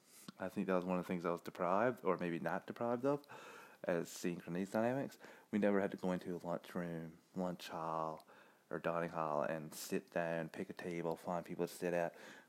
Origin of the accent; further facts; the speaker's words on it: Canada; as a Canadian